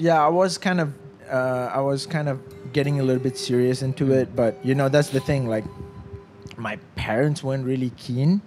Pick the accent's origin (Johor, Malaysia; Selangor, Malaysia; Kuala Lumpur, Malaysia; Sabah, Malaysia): Selangor, Malaysia; FRIM; I grew up in Frim, in the forest reserve